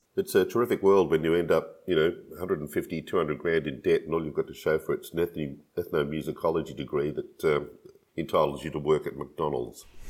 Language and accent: English; Australia